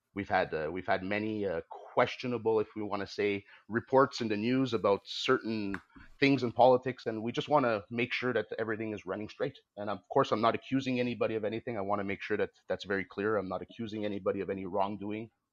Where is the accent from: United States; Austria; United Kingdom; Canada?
Canada; I consider myself Canadian. I'm a very proud Canadian. I'm proud of my nation.